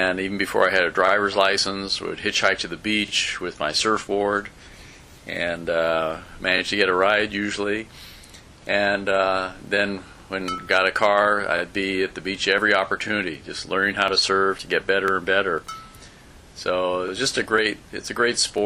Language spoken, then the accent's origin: English; Southern California, United States; I born and raised in Southern California